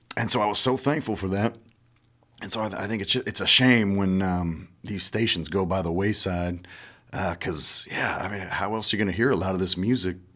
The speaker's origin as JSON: {"language": "English", "region": "Iowa", "country": "United States", "said": "I'm from Iowa, man. I got a lot of Midwest pride"}